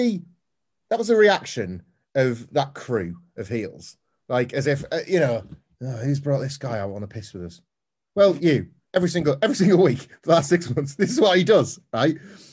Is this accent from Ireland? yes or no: no; Cardiff, Wales, United Kingdom; In my hometown of Cardiff.